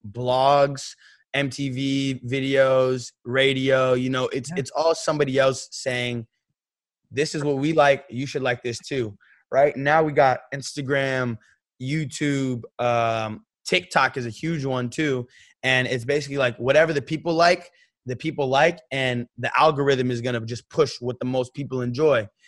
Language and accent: English; San Francisco, California, United States; And referencing the Golden City, I'm from San Francisco. We got the Golden Gate Bridge, we got the Golden State Warriors